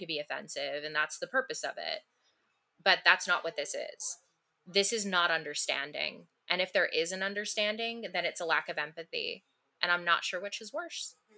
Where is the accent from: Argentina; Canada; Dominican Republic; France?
Canada; as a Canadian